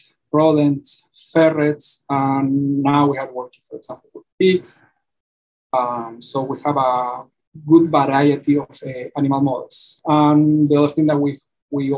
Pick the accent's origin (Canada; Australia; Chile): Chile; moved away as an adult; now in Georgia, United States; I got my PhD back in my home country, which is Chile